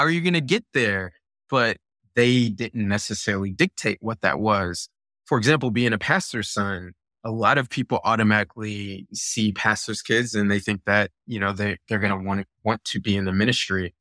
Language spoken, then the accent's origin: English; Virginia Beach, Virginia, United States; also born or lived in Buffalo, New York; when I was eight year eight years old, uh, my family moved to Virginia Beach, and I grew up in Virginia Beach